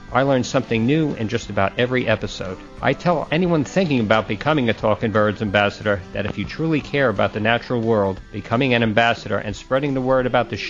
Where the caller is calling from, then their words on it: West Milford, New Jersey, United States; I'm calling from West Milford, New Jersey.